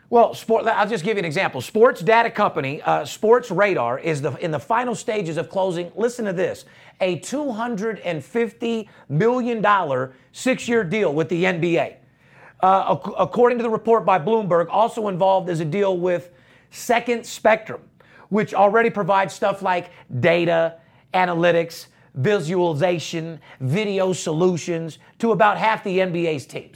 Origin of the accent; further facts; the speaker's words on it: United States; we're from America